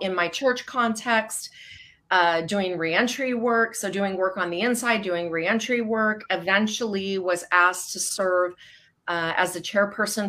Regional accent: Southern California, United States; now in Newberg, United States; I am originally from Southern California

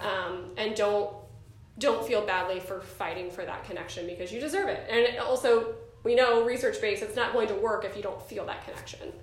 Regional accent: New Jersey, United States; I was born in New Jersey.

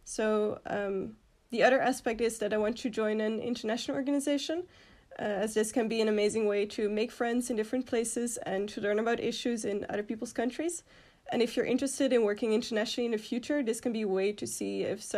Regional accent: Netherlands; moved away as an adult; now in Belgium; So I'm from the Netherlands

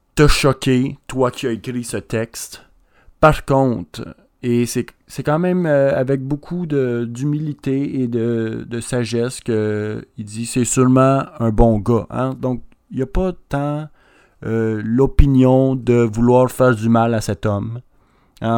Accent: Quebec, Canada; Je suis un Québécois

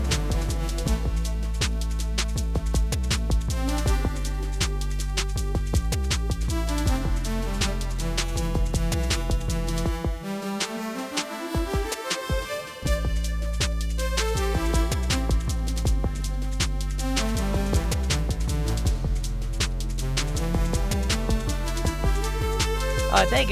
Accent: Philippines; for me as a Filipino

